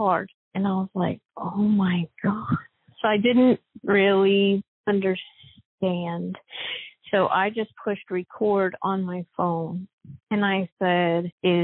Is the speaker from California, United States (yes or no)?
no; Elkhart, Kansas, United States; moved away as an adult; now in Tulsa, United States; I am from Elkhart, Kansas. I graduated in 1998.